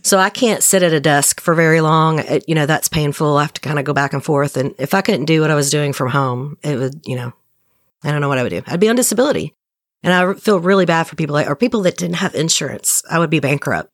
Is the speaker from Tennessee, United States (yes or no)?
yes; right outside of Nashville, Middle Tennessee, United States; I'm from Tennessee and I'm in Tennessee